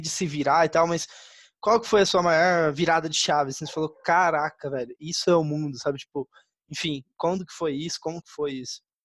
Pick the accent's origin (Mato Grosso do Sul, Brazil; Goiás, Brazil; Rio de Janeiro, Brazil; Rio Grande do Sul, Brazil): Mato Grosso do Sul, Brazil; Campo Grande; also born or lived in Taiwan; eu sou de Campo Grande, Mato Grosso do Sul